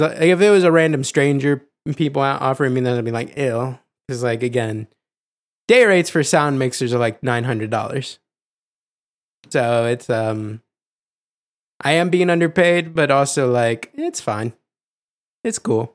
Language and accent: English; Ohio, United States; I'm from Ohio